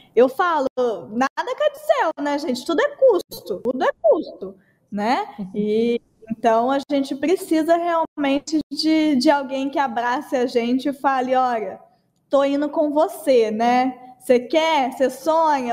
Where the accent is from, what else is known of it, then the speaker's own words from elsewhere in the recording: Brazil; a gente é brasileira